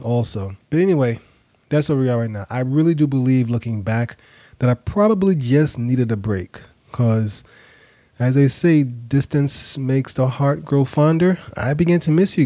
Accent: New York City, New York, United States; now in Atlanta, United States; I grew up in New York. I live in Atlanta now, but I grew up in Brooklyn

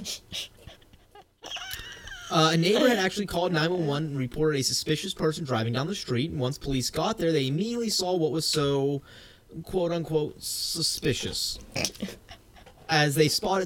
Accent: the South, United States; I'm from the South

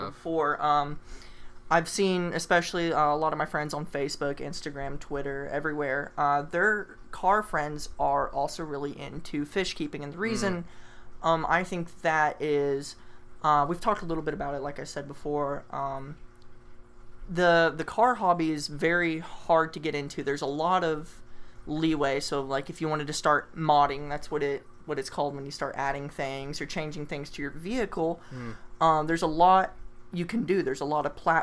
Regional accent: the South, United States; now in Atlanta, United States; we are from the South

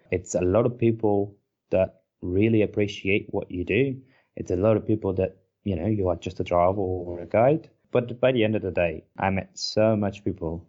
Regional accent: Porto, Norte, Portugal; English is a second language; moved away as an adult; I can't find a place like my hometown

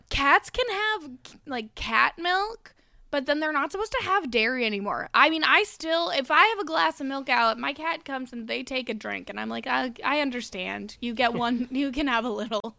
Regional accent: Alberta, Canada; We didn't have prom in Alberta. We had um grad

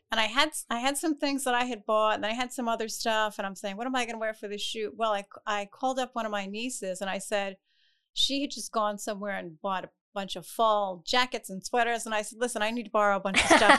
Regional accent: Providence, Rhode Island, United States; Providence. I actually grew up in the, uh, West End.

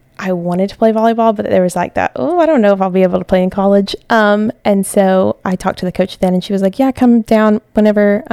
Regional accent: Tennessee, United States; moved away as an adult; now in Pensacola, United States; I came down here from Tennessee

